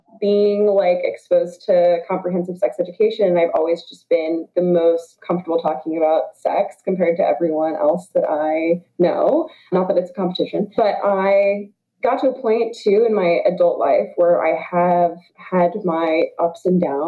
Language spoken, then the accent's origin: English; the South, United States; moved away; I'm originally from the South